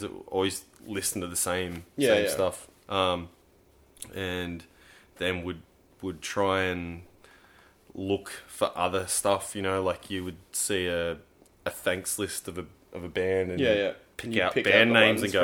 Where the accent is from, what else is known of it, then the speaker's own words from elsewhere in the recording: Fern Bay, New South Wales, Australia; I was like back in my hometown, living in Ferne Bay